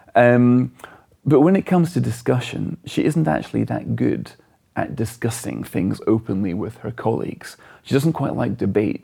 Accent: Scotland, United Kingdom; as a Scot

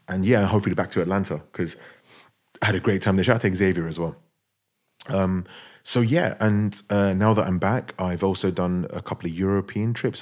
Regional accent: London, United Kingdom; I'm a guy from London

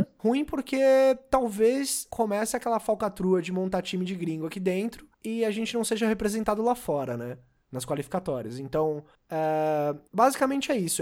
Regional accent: Brazil; Eu, como sou brasileiro

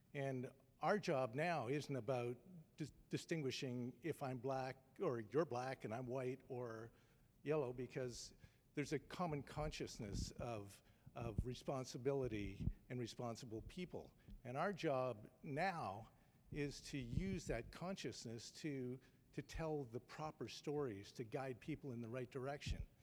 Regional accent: Toronto, Ontario, Canada; moved away as an adult; I'm a Canadian. I've moved here recently from Toronto

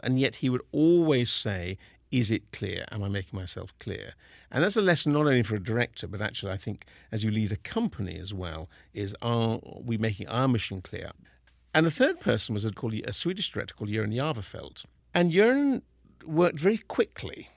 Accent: Kingston upon Thames, London, United Kingdom; moved away as an adult; now in Seattle, United States; I was born in Kingston-on-Thames in the same hospital as Simon Woods of the Seattle Symphony.

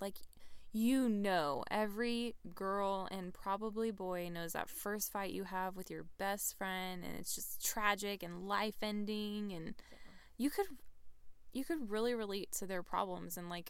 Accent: Texas, United States; which we're both from Texas, so this appeals to us greatly.

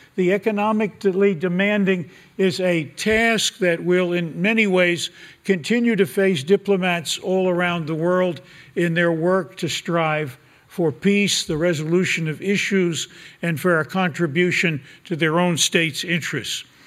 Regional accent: United States; my country, America

